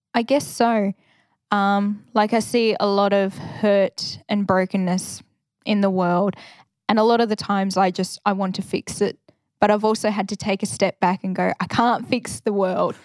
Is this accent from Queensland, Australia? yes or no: no; Ballarat, Victoria, Australia; also born or lived in Bendigo / Wodonga / Alice Springs; I grew up in Ballarat